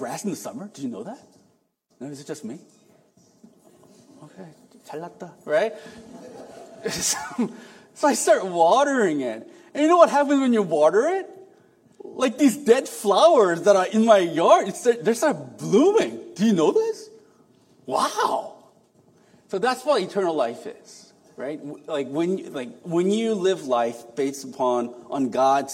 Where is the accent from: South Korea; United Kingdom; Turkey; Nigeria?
South Korea; moved away; I was raised in Korea. I'm an apartment fellow. I feel comfortable in concrete jungle.